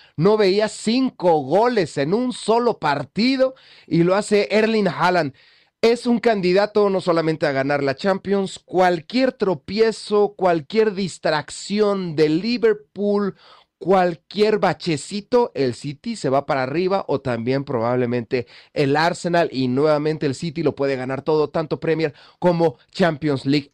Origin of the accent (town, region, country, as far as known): Mexico